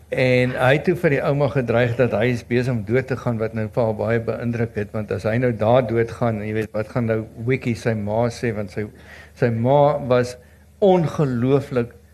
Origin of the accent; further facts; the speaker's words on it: South Africa; ons as Suid-Afrikaners